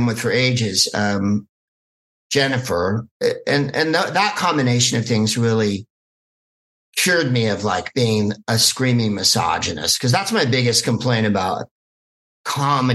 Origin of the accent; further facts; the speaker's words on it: Bay Area, California, United States; accent: Bay Area; I'm from California, you can hear by my accent. I have a hella Bay Area accent